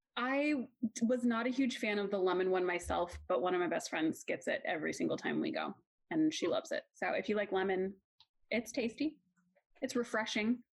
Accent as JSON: {"language": "English", "town": "Portland", "region": "Oregon", "country": "United States", "tie": "born or raised there", "said": "my hometown in Portland"}